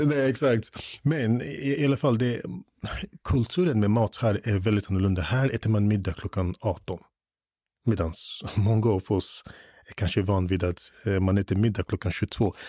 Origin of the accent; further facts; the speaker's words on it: England, United Kingdom; now in Sweden; när jag var yngre i England